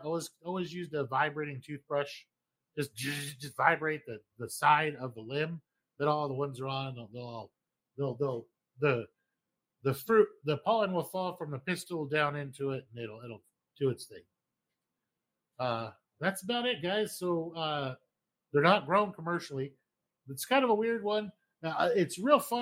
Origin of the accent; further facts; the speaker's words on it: Idaho, United States; moved away; Growing up in Idaho